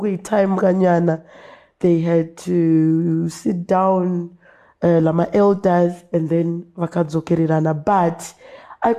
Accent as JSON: {"language": "English", "town": "Binga", "region": "Matabeleland North", "country": "Zimbabwe", "tie": "born or raised there", "said": "I grew up in Binga, in Samende"}